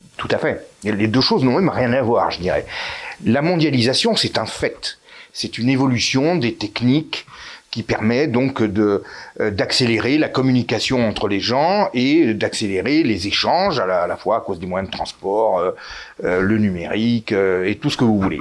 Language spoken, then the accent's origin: French; France; nous sommes français